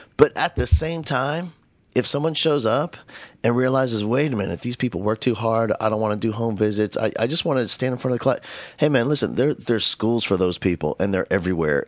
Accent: Northeast, United States; moved away; I grew up in the Northeast

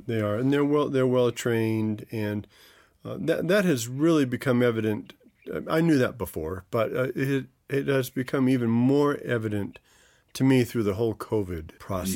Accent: Monson, Maine, United States; grew up in Maine, uh, right in the center part of the state

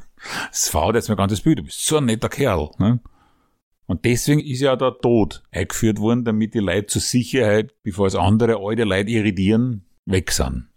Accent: Vienna, Austria; Bei uns in Simmering

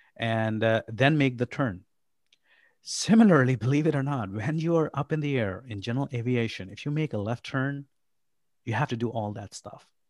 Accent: Pakistan; also born or lived in Abu Dhabi, United Arab Emirates / New York, United States; now in Kansas City, United States; I am originally from Pakistan. I was born and raised in Pakistan.

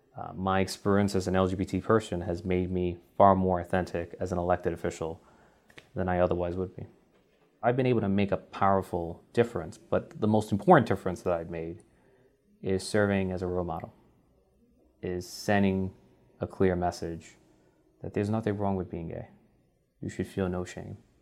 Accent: New York City, New York, United States; I'm from Bronx, New York

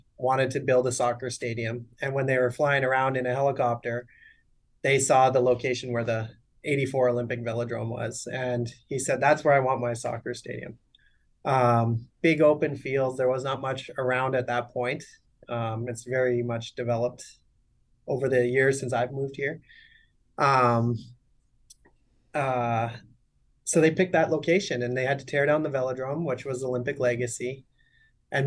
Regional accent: Canada; now in United States; Yeah, I'm Canadian. I raced for the Canadian team, national team, from 2003 to 2012

